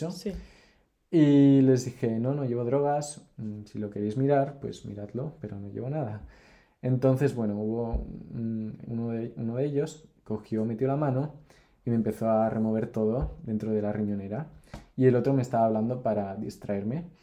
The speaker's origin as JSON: {"language": "Spanish", "region": "Mexico City", "country": "Mexico", "tie": "born there", "said": "Y después fuimos a Ciudad de México, que es donde yo nací, cerquita"}